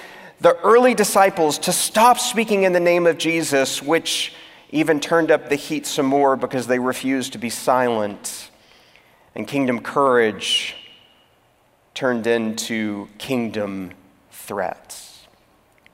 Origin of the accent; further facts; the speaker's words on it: Texas, United States; moved away as an adult; also born or lived in California; I moved from my home state of Texas to that of California